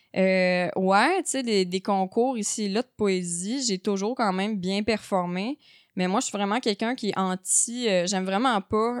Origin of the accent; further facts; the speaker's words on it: Saint-Armand, Quebec, Canada; dans mon coin de pays, à Saint-Armand, un petit village